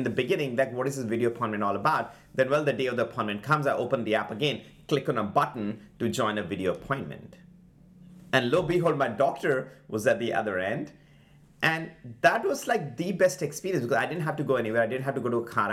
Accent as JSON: {"language": "English", "country": "India", "moved": "as an adult", "lives_now": "United States", "said": "I'm an immigrant from India."}